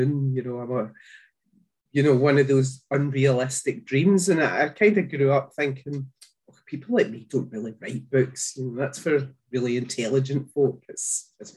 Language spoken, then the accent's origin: English; Glasgow, Scotland, United Kingdom; you might have guessed by the accent that I'm from Scotland. I live in a small town just outside of Glasgow